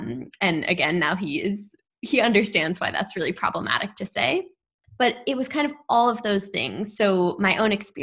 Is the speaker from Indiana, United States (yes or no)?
no; New York City, New York, United States; growing up in New York City